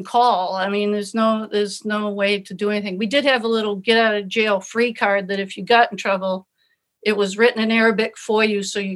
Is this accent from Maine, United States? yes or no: yes; Kittery, Maine, United States; I come from Kittery. You know, it's humid, it's cool